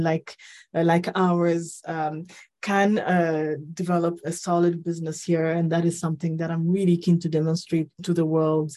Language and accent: English; Ethiopia; moved away; also born or lived in Rwanda / Nairobi, Kenya; I'm from Rwanda, but I was born and raised in Ethiopia. Lived in Nairobi for over